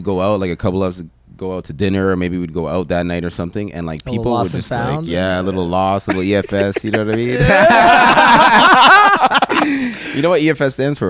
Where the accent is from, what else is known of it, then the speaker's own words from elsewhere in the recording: Mississauga, Ontario, Canada; fact that I grew up in Mississauga was kind of crazy to me